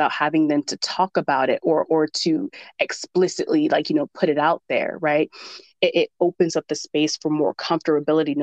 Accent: the South, United States; I'm from the South

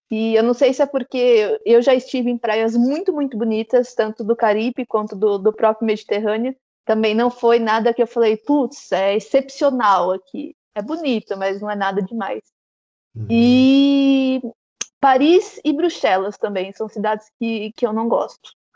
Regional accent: Araras, São Paulo, Brazil; sou de Araras.

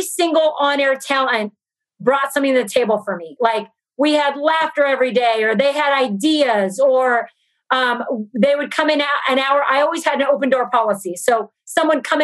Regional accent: Brazil; now in Los Angeles, United States; I'm from Brazil and my family's in Brazil

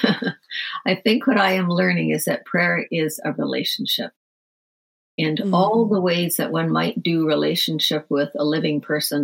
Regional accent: Ireland; I'm from Ireland

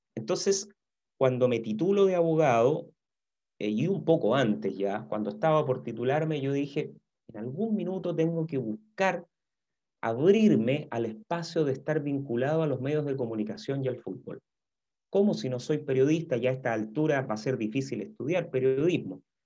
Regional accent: Santiago, Santiago Metropolitan Region, Chile; also born or lived in Valdivia; yo nací en Santiago, eh, yo tengo 54 años. Em, me crié básicamente aquí en Santiago

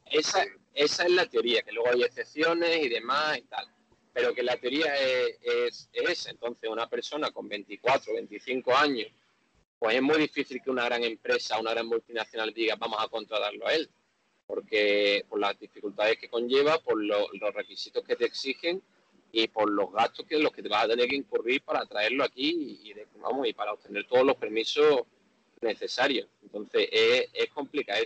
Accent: Seville, Andalusia, Spain; moved away as an adult; now in Jakarta, Indonesia; yo, como buen español y buen sevillano

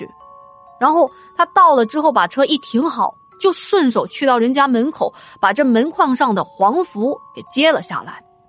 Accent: Yibin, Sichuan, China; 长江零公里的坐标就在我老家那里。金沙江和岷江在宜宾汇流之后才叫长江的。

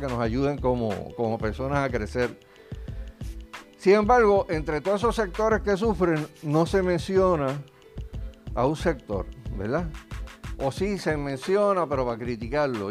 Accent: Puerto Rico; nosotros como puertorriqueños

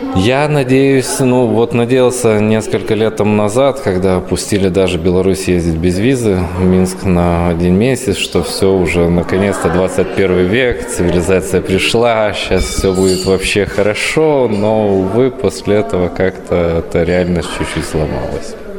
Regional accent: Lithuania; как литовец

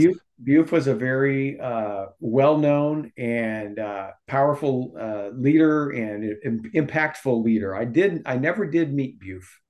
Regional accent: Omaha, Nebraska, United States; moved away as an adult; also born or lived in Texas / California; now in Sacramento, United States; I personally was born and raised in Nebraska.

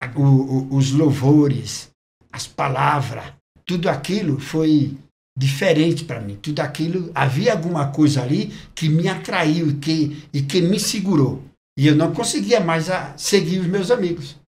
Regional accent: Recife, Pernambuco, Brazil; now in São Paulo, Brazil; eu sou natural do Recife. Recife, Pernambuco.

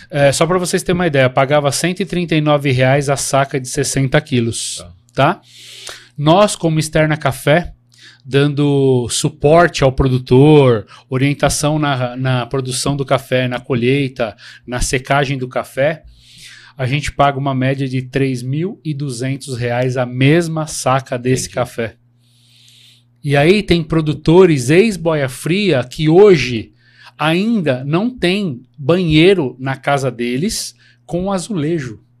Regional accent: Minas Gerais, Brazil; é Minas Gerais, sou de Minas.

